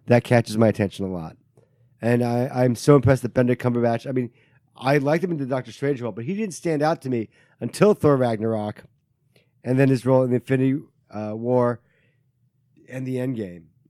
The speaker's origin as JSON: {"language": "English", "country": "Taiwan", "moved": "yes", "said": "I am from Taiwan"}